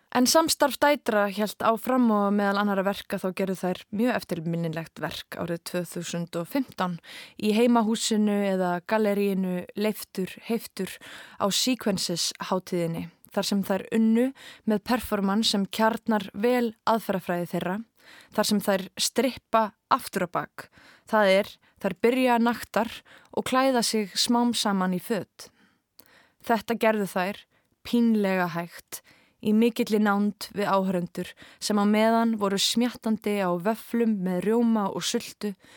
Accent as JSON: {"language": "Icelandic", "town": "Kópavogur", "region": "Capital Region", "country": "Iceland", "tie": "born or raised there", "said": "Við sem ólumst upp í Hamraborginni í kringum aldamótin"}